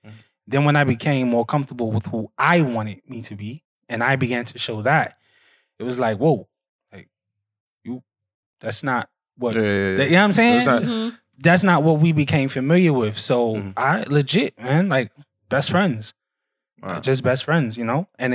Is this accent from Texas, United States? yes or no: no; Bed-Stuy, New York, United States; to Bed-Stuy to my ends where I grew up, my area. That's a tough area. You know what I'm saying? So I grew up on Atlantic Avenue in Kingston. And it's right off Fulton Street, Herkimer, all that. And it's a tough neighborhood.